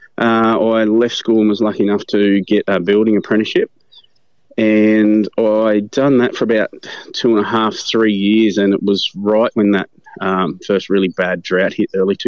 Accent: Denny, Australia; also born or lived in Brisbane; born and bred in Denny. All my school in Denny

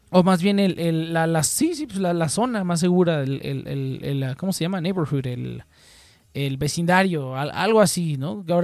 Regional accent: State of Mexico, Mexico; Bueno, pues yo, yo nací en el DF, ¿no? Eh, pero desde que tenía. Desde que estaba muy niño me mudé afuera, al Estado de México.

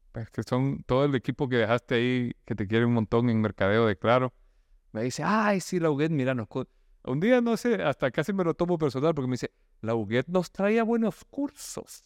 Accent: El Salvador; now in Nicaragua; yo soy salvadoreño que se vino a Nicaragua

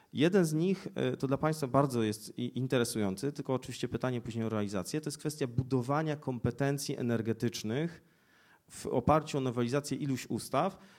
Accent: Poznań, Greater Poland, Poland; jestem z Poznania

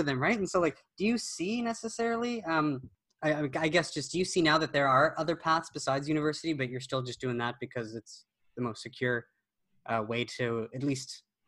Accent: Canada; well, and we're Canadian, right?

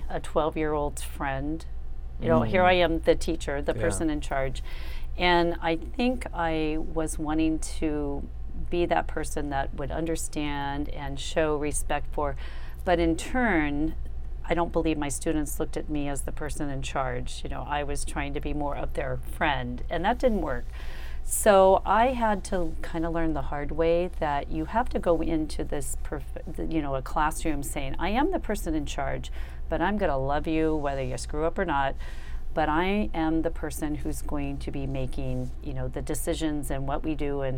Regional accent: Ohio, United States; moved away as an adult; I'm from Ohio

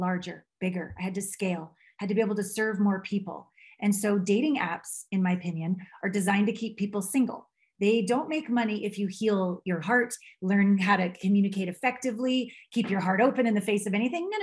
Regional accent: Canada; moved away; also born or lived in Vancouver / Tokyo / New York City / Los Angeles; I'm a Canadian.

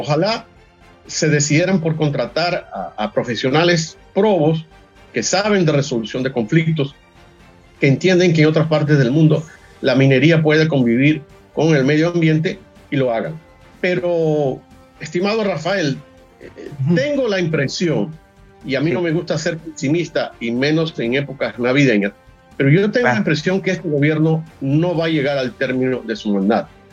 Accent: Venezuela

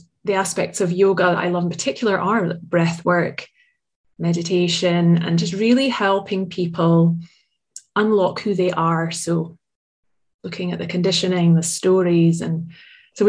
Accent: Aberdeen, Scotland, United Kingdom; living in my hometown of Aberdeen

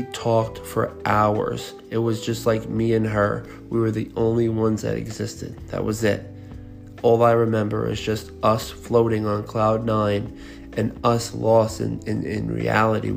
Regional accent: Long Island, New York, United States; I'm from Long Island. I moved upstate for a few years

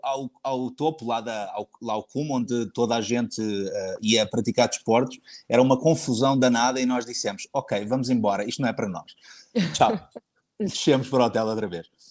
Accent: Cascais, Lisbon, Portugal; moved away as an adult; also born or lived in Abu Dhabi; voltei para Lisboa, que é a minha cidade natal, Cascais, para ser mais preciso

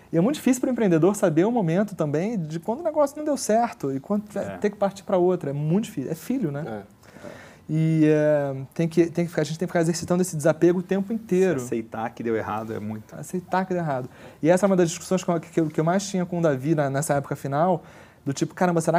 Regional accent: Brazil; A gente, olha, somos brasileiros, temos aqui uma, um, um, um, dos principais concorrentes desse, desse modelo de negócio no Brasil.

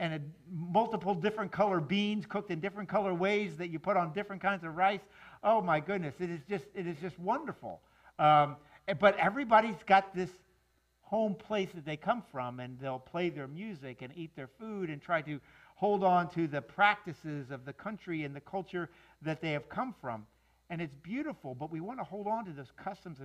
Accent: Miami, Florida, United States; I'm a South Florida boy. I mean, I grew up in Miami.

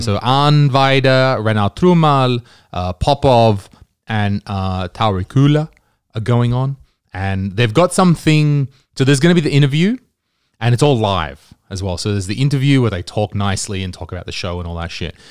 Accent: Australia; now in Estonia; I'm Australian

